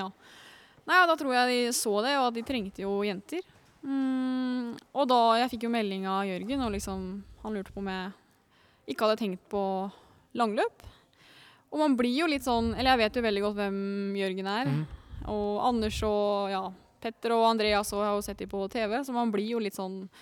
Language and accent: Norwegian; Lillehammer, Innlandet, Norway; born or raised there